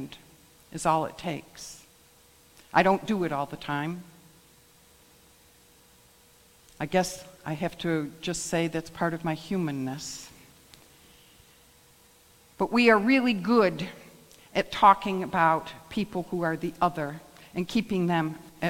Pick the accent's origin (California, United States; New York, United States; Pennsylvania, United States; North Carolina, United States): New York, United States; Rome; I grew up in the Rome community.